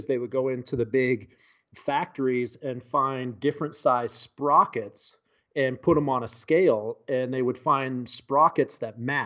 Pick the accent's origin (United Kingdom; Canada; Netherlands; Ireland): Canada; Western British Columbia; moved away as an adult; I grew up in Western British Columbia in the heart of the Rocky Mountains